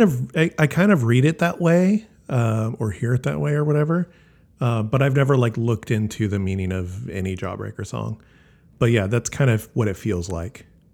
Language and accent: English; Wisconsin, United States; I'm actually from Wisconsin.